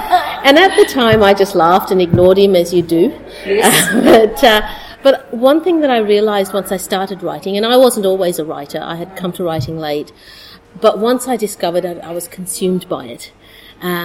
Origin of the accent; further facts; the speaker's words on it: Sri Lanka; moved away; I was born in Sri Lanka